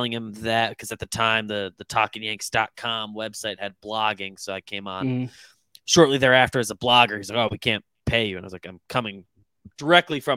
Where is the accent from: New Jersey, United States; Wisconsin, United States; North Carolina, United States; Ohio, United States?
New Jersey, United States; moved away as an adult; also born or lived in Philadelphia / Lancaster, Pennsylvania; now in New York, United States; Grew up, born in New York, grew up North Jersey, whole life there basically until college.